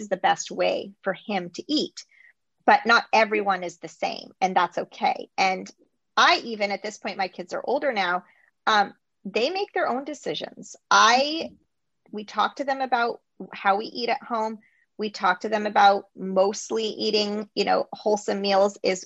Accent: United States

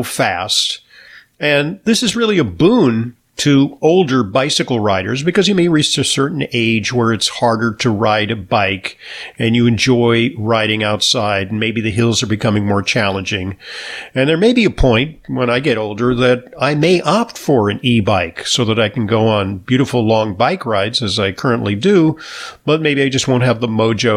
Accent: New York City, New York, United States; my hometown of New York City

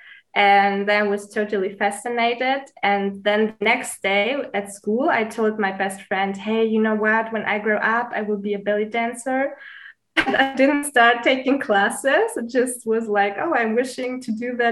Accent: Munich, Bavaria, Germany; also born or lived in Greece; I'm originally from Greece, but I was born and raised in Munich, Germany. I'm also living in Munich right now

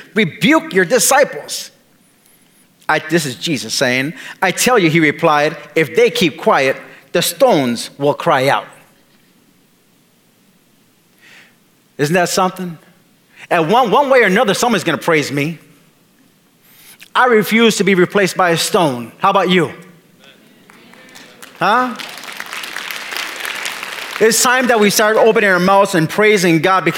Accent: Milwaukee, Wisconsin, United States; moved away; the church that I was raised in Milwaukee

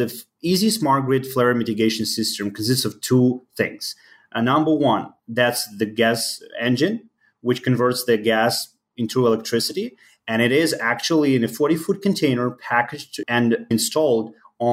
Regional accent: Ukraine; English is a second language; moved away as an adult; now in Chicago, United States; I was born in Ukraine. So right now I live in Chicago. I moved to the country around 10 years ago.

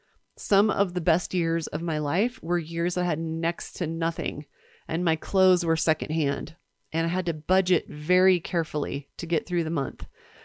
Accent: Nebraska, United States; unlike the home I grew up in Nebraska, I'm grateful to have enough money to heat the house.

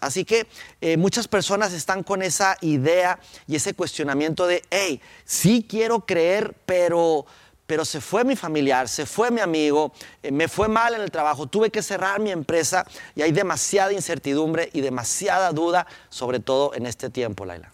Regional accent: Durango, Mexico; born or raised there; now in Monterrey, Mexico

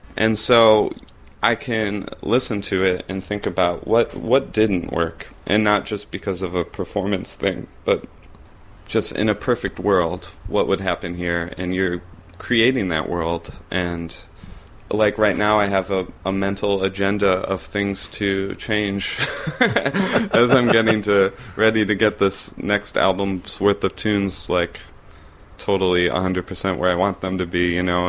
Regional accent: Pittsford, New York, United States; I grew up in Rochester, New York, um, in a suburb of Rochester called Pittsford

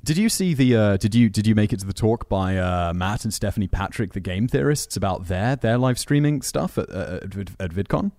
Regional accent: Headcorn, South East England, United Kingdom; I grew up near, uh, between, in a village called Headcorn, which is between Maidstone

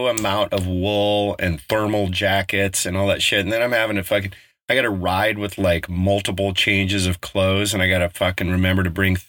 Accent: Colorado, United States; moved away; also born or lived in Bay Area, California; growing up in Colorado, we were 45 minutes from Loveland

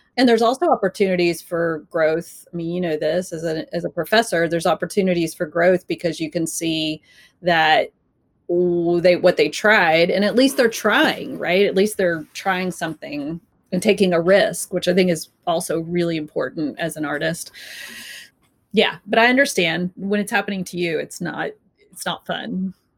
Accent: Texas, United States; moved away; growing up in Texas

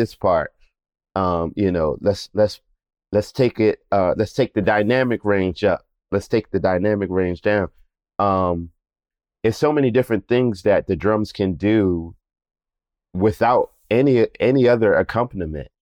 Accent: Philadelphia, Pennsylvania, United States; I grew up in Germantown in Philadelphia.

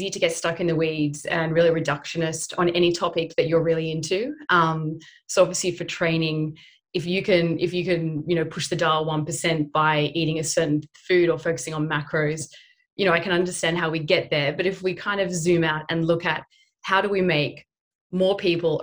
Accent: Sydney, New South Wales, Australia; growing up in Haberfield, which is, you know, Sydney's Little Italy

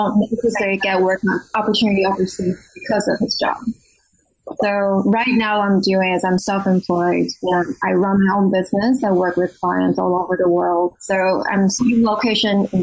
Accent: Taiwan; moved away as an adult; also born or lived in Pittsburgh / Washington, District of Columbia, United States / India / Mexico; now in Arlington, Virginia, United States; I'm originally from Taiwan, I went to school there. I graduated college there, and then I came to the U.S. for master's degree

